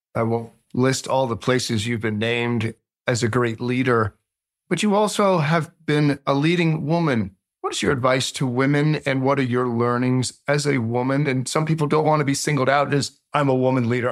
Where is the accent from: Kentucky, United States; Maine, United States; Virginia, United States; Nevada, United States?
Virginia, United States; I, I grew up in a little town in Virginia